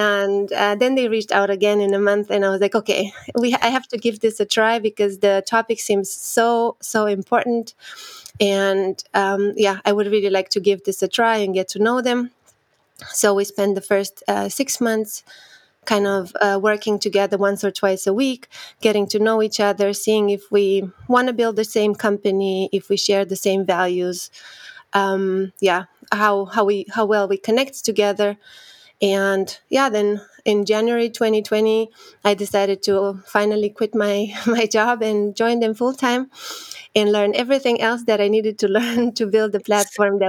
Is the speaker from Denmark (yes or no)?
no; Romania; moved away as an adult; also born or lived in Austria; So I'm originally from Romania. I studied there my bachelor in computer science